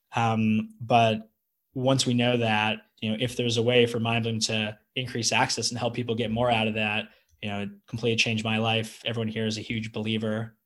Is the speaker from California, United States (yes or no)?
yes; California, United States; moved away as an adult; also born or lived in Manhattan, New York; now in Austin, United States; I'm from I'm from California and I live in Texas